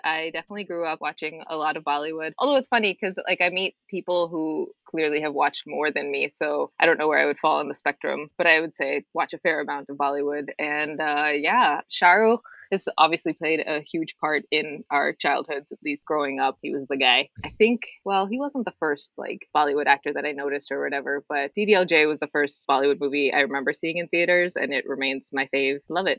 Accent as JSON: {"language": "English", "town": "Cincinnati", "region": "Ohio", "country": "United States", "tie": "born or raised there", "said": "I don't know what it was like growing up in Jersey or certainly New York City, but I grew up in Cincinnati, Ohio."}